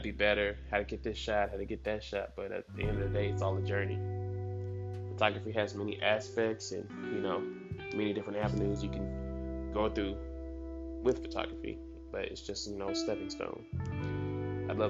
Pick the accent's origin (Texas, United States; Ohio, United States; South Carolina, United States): Texas, United States; right outside of Dallas; also born or lived in Georgia; Me being born in Georgia, but you know, I was raised in Texas, right outside of Dallas